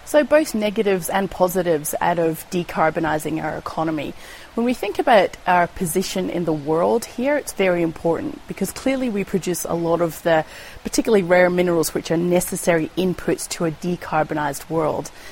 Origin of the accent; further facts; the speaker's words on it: Nantes, Pays de la Loire, France; J'ai grandi à Nantes, donc il y avait Royal Deluxe